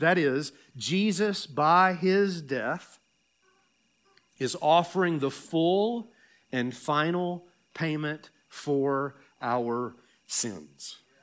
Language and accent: English; Tennessee, United States; accent: Southern; moved away; Tennessee, my home state